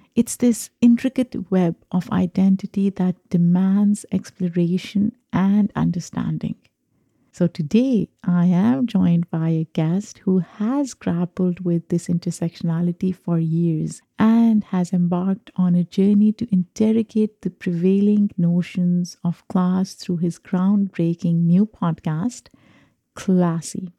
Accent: Pakistan; moved away as an adult; now in United States; I'm an immigrant. I grew up in Pakistan. I have an accent

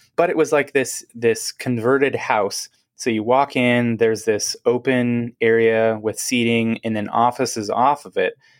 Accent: Seattle, Washington, United States; now in Portland, United States; I'm from, originally from Seattle, grew up, uh, in the Seattle area, like, actually Seattle

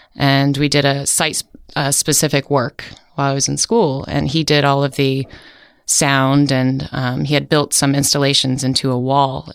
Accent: Outer Banks, North Carolina, United States; moved away as an adult; now in San Francisco, United States; I grew up on the Outer Banks

